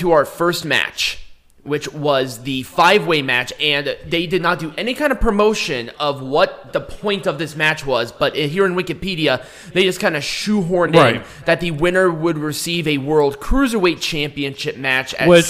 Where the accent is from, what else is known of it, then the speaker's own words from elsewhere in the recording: England, United Kingdom; we're stupid English people and build the wall.